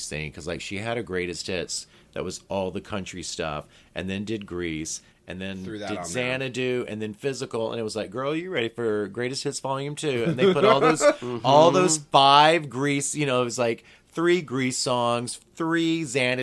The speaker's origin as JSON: {"language": "English", "region": "Northeast Louisiana", "country": "United States", "also_born_or_lived": "New York", "moved": "yes", "said": "I'm from Northeast Louisiana"}